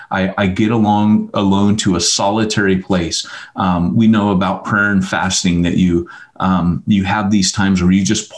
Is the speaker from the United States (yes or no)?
yes; California, United States; also born or lived in Montgomery, Alabama; the reason I was raised in California is my mom lived in Montgomery, Alabama, and there was an Air Force base there. Well, there's an Air Force base here in California